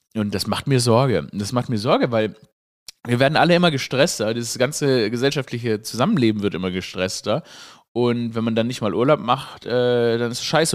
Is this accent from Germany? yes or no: yes; Swabia, Germany; ich Schwäbin, äh, Schwabe bin, dass sie, oder gebürtiger Schwabe bin